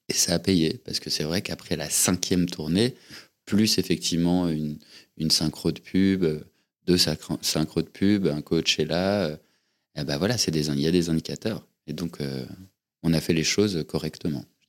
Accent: Paris, Île-de-France, France; je suis né à Paris, il y a 38 ans. Je suis, je suis un enfant parisien

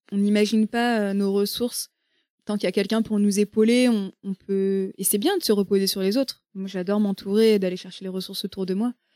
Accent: Rennes, Brittany, France; je suis bretonne, enfin, je suis née à côté de Rennes, à Rennes, et j'ai grandi à côté de Rennes.

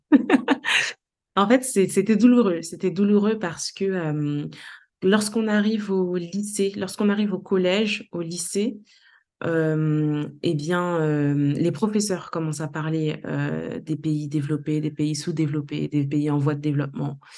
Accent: Léogane, Ouest, Haiti; born there; also born or lived in Port-au-Prince; J'ai pu découvrir ma ville natale, Léogane, que c'était un endroit extraordinaire, les provinces haïtiennes

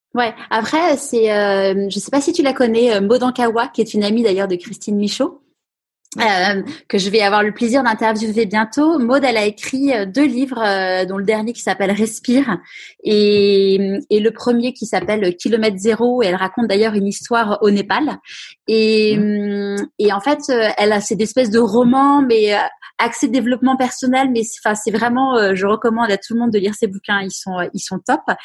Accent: Paris, Île-de-France, France; j'ai grandi à Paris

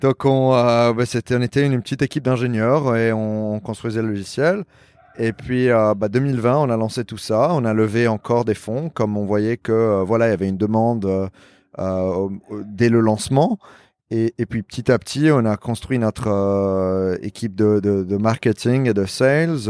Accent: Lebanon; also born or lived in New York / Paris; now in Miami, United States; je suis libanais

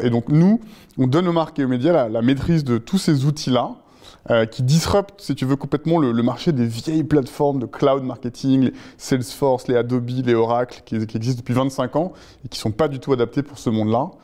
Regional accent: La Rochelle, Nouvelle-Aquitaine, France; moved away as an adult; also born or lived in Tobago; now in Paris, France; À 18 ans, j'ai quitté La Rochelle, où j'avais passé mon bac et fait une année de fac, et je suis venu m'installer à Paris

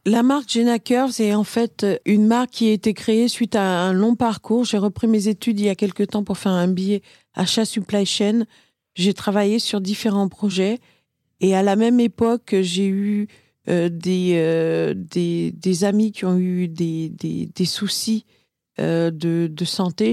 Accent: Martinique; je suis martiniquaise, mélange Martinique-Inde

